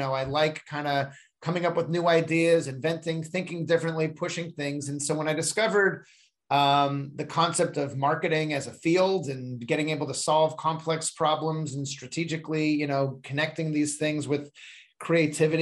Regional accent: Seal Beach, California, United States; I grew up in North Orange County in a town called Seal Beach

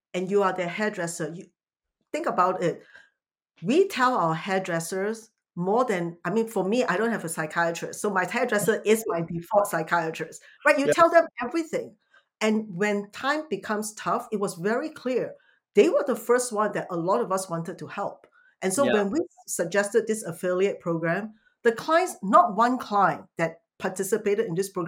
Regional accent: Singapore; now in United States; coming from Singapore

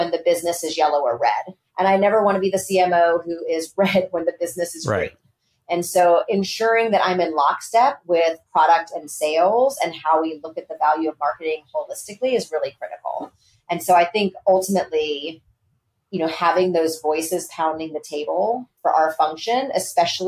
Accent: Texas, United States; I grew up in Texas in the 80s

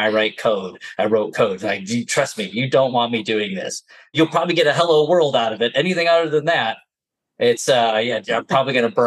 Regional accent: New Jersey, United States; accent: Jersey; now in Utah, United States; It's a good thing my Jersey accent has stayed hidden this whole time

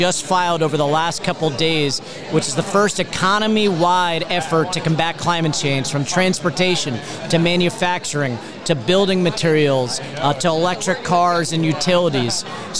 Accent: Florida, United States; For instance, in my home state of Florida, we are vulnerable to rising seas.

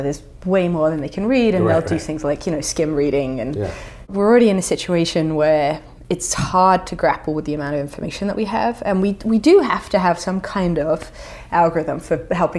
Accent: England, United Kingdom; so I'm English, although my accent hides it slightly, but in England there's an incredible division over the Brexit question.

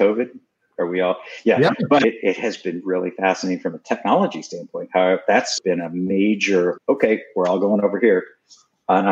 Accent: Houston, Texas, United States; moved away as an adult; also born or lived in New York City / Massachusetts; I grew up in Houston, Texas, in the middle of the space race, 1960s

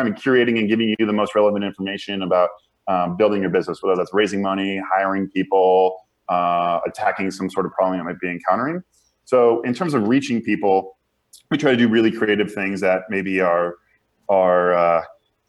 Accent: Chicago suburbs, Illinois, United States; moved away as an adult; also born or lived in Indiana / San Francisco; I grew up in the Midwest in the Chicago suburbs and went to Indiana

